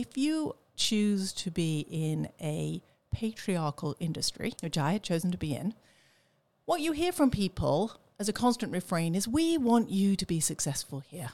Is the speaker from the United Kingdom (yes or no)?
yes; England, United Kingdom; moved away; I grew up in England